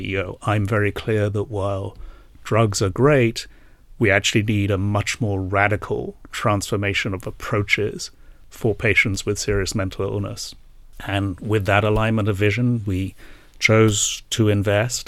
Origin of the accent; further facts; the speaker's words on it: England, United Kingdom; moved away as an adult; also born or lived in Asia; now in New Jersey, United States; I uh, did indeed grow up in England, um, but have not lived here for 20 years